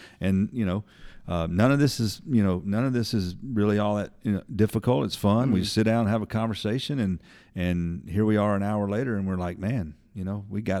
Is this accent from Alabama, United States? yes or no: yes; Birmingham, Alabama, United States; born there; I was born in Birmingham in the early 70s.